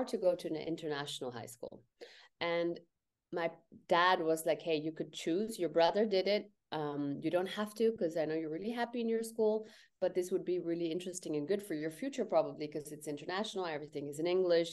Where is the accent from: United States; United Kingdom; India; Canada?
India; I'm Indian